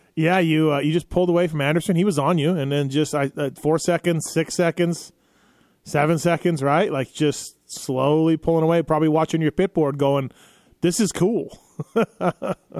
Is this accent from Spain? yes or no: no; Canada; growing up in Canada